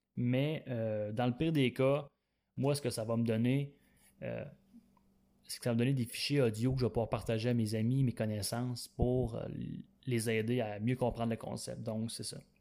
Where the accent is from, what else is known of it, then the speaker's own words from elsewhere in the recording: Quebec, Canada; je viens du Québec et j'ai 25 ans